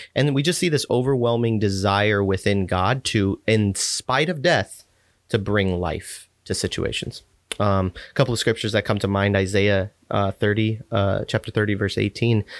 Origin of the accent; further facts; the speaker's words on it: Texas, United States; I grew up in Texas